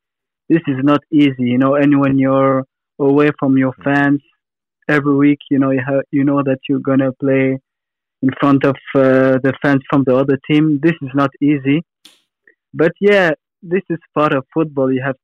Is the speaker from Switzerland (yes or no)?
yes; Switzerland; moved away as an adult; also born or lived in Tunisia (ancestry); now in Perth, Australia; Yeah, like you said, I was born in Switzerland, but both of my parents are from Tunisia. Like when I was younger, every year I used to go on holiday in Tunisia. So a lot of my family are now in Tunisia